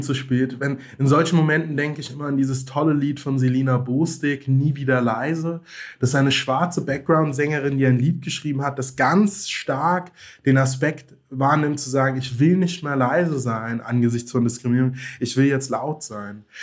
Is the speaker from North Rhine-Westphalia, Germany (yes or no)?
no; Rhineland-Palatinate, Germany; also born or lived in Mainz; bin im ländlichen Raum aufgewachsen in Rheinland-Pfalz, habe dort zwischen den Weinbergen gespielt